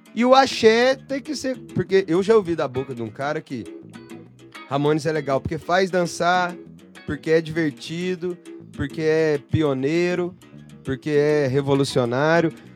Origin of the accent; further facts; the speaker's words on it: Elói Mendes, Minas Gerais, Brazil; Eu sou de Eloy Mendes, Minas Gerais